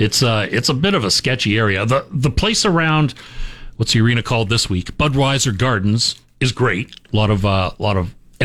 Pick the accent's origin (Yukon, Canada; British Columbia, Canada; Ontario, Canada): Ontario, Canada; moved away; I came from Ontario. In my mind, I was a big deal. And then I got here and realized I'm not that big a deal.